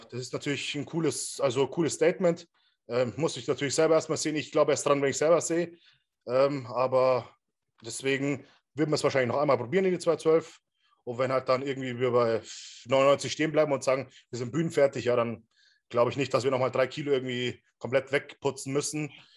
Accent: Regensburg, Bavaria, Germany; in Regensburg, wo ich herkomme

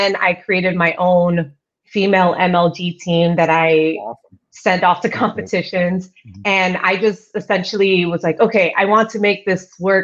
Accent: New York City, New York, United States; moved away as an adult; also born or lived in Ecuador (family); now in Seattle, United States; I was born in Queens, New York. I've been here in Seattle now for about the same amount of time I've been in the industry. So I'm kind of curious when I'm going to consider myself a Seattleite. Still questionable because I still consider myself a New Yorker

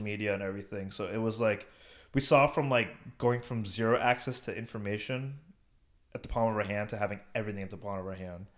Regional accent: United States; also born or lived in India; I grew up and I was born in America and, like, I went to high school here

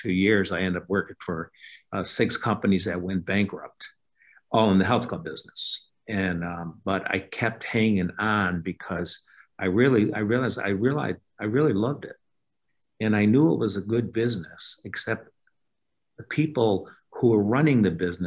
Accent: Elmira, New York, United States; moved away as an adult; now in Gainesville, United States; my hometown in upstate New York, an old town called Elmira

